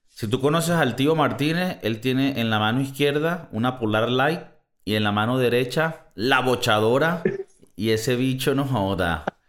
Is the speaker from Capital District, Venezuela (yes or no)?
no; Valencia, Carabobo, Venezuela; en Valencia, de donde yo soy